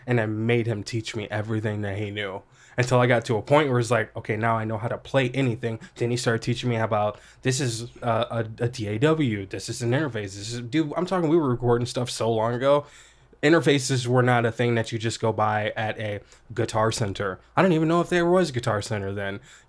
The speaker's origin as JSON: {"language": "English", "town": "Collinsville", "region": "Illinois", "country": "United States", "tie": "born or raised there", "said": "I guess I should say I really grew up in Illinois and kind of small town in Collinsville, pretty small town."}